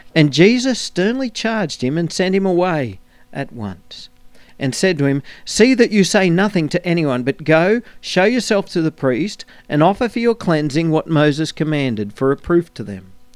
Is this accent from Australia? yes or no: yes; Australia